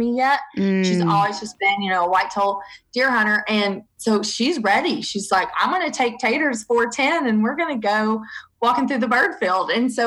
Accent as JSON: {"language": "English", "region": "the South", "country": "United States", "accent": "Southern"}